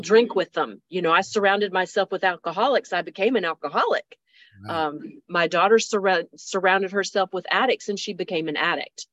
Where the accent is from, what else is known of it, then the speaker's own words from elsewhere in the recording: Pamlico County, North Carolina, United States; I'm from Pamlico County